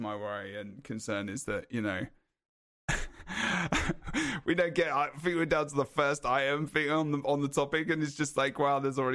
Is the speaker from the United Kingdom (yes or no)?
yes; United Kingdom; I'm British